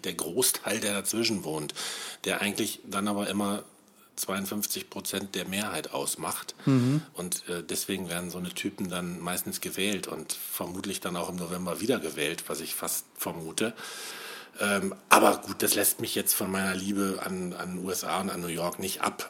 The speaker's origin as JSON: {"language": "German", "region": "West Germany", "country": "Germany", "moved": "as an adult", "lives_now": "Brandenburg, Germany", "said": "ich bin Wessi, muss ich ja sagen, obwohl ich jetzt schon seit 1999 im Osten lebe."}